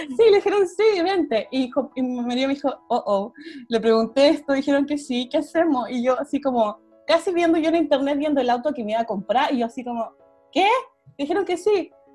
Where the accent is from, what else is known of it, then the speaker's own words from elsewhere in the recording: Chile; moved away as an adult; also born or lived in Japan; now in Netherlands; soy chilena y hace casi nueve años que vivo en el extranjero